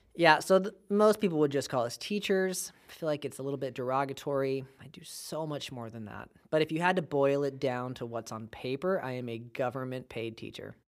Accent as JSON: {"language": "English", "town": "Bakersfield", "region": "California", "country": "United States", "moved": "as an adult", "lives_now": "Fresno, United States", "said": "I am from Baco"}